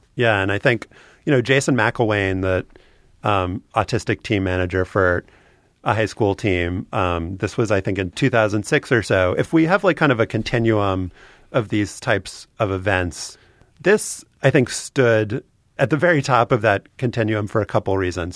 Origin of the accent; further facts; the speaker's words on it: Louisiana, United States; I'm from Louisiana